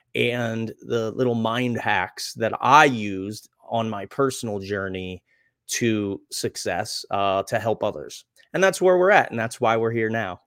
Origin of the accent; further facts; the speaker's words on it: Reading, Pennsylvania, United States; I grew up in Redding, Pennsylvania